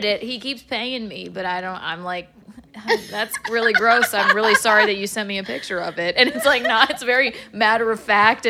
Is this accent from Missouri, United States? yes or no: no; South Carolina, United States; I'm from South Carolina.